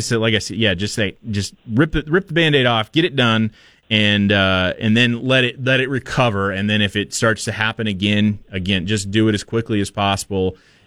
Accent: Portland, Oregon, United States; now in Boise, United States; I grew up in Portland

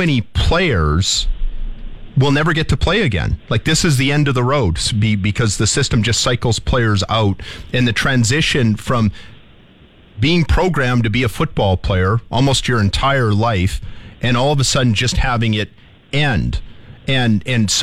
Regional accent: Saskatchewan, Canada; also born or lived in Windsor, Ontario; I'm from Saskatchewan

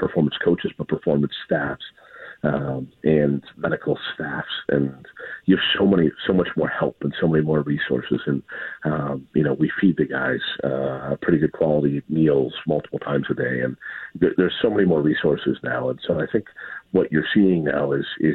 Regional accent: United States; for myself as an American

